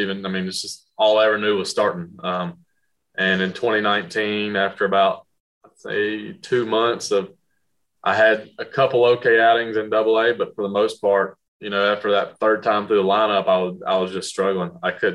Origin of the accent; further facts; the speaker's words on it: North Carolina, United States; I'm from North Carolina, so the family's, you know, only five and a half hours away from Washington.